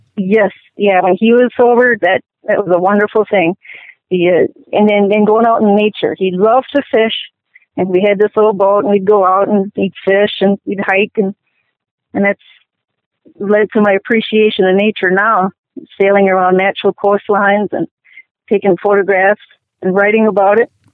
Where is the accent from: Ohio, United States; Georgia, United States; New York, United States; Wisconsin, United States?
Wisconsin, United States; Milwaukee; I was born in Milwaukee